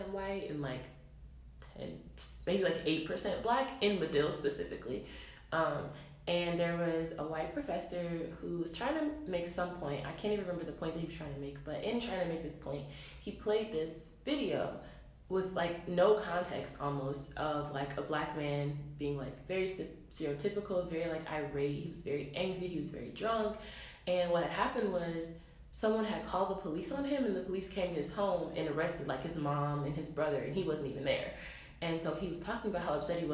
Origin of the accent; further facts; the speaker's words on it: Detroit, Michigan, United States; moved away as an adult; now in Evanston, United States; I came to Northwestern from Detroit